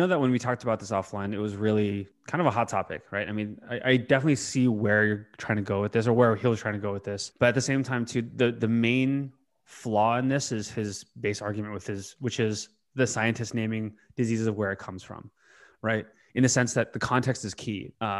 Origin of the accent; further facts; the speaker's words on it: United States; But no, I mean, I am still proud to be an American. I'm born here. I was raised here. I am an American through and through.